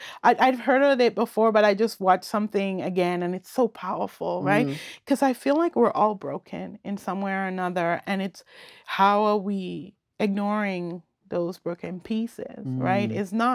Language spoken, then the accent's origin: English; Bequia, Grenadines, St. Vincent & Grenadines; born there; And I was born on Bekwe.